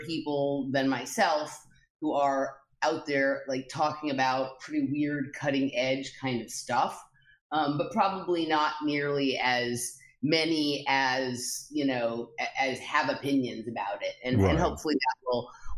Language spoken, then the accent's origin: English; Los Angeles, California, United States; I grew up in Los Angeles, California